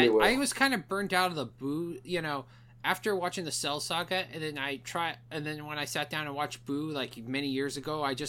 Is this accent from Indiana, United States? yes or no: no; Arizona, United States; also born or lived in San Diego, California; I was born in another state, and I was raised here.